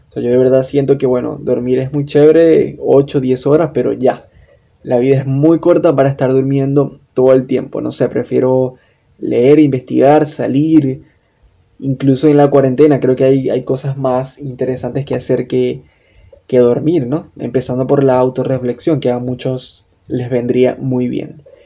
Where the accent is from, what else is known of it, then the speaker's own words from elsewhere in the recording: Venezuela; copywriter, venezolano